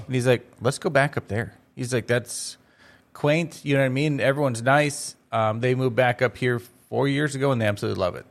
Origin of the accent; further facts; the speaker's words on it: Crookston, Minnesota, United States; moved away as an adult; now in Grand Forks, United States; I grew up in Crookston.